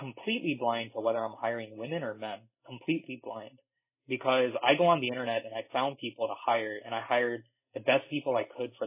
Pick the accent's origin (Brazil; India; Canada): India; now in United States; I'm from India